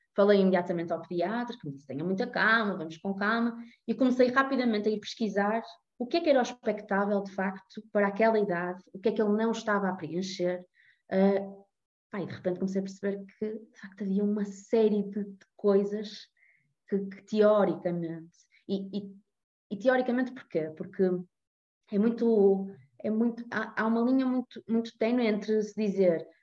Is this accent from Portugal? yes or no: yes; Porto, Norte, Portugal; tenho 33 anos, sou do Porto